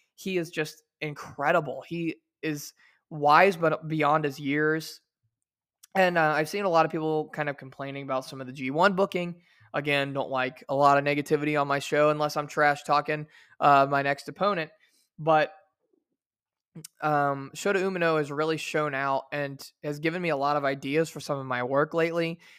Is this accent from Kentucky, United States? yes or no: no; Versailles, Indiana, United States; also born or lived in Shreveport, Louisiana; my hometown where I was born and raised of Versailles, Indiana